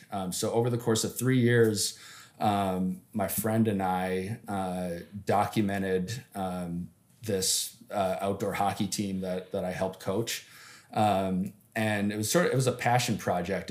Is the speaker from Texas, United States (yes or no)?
no; Upper Peninsula of Michigan, United States; also born or lived in Detroit; I'm from the Upper Peninsula of Michigan, where I grew up playing hockey outdoors all the time.